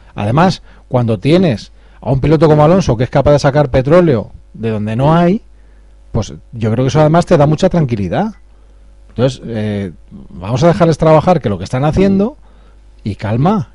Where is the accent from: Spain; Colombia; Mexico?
Spain; cómo somos los españoles